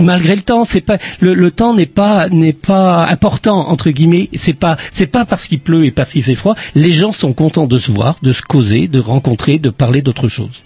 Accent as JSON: {"language": "French", "town": "Plabennec", "region": "Brittany", "country": "France", "accent": "Plabennec", "said": "on me dit que je suis de Plabennec, j'ai l'accent de Plabennec des fois"}